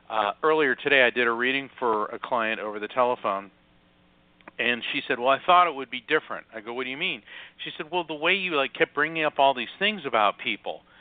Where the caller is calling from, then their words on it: Florida, United States; I am. Um, I'm in Central Florida, not far from uh, Kennedy Space Center.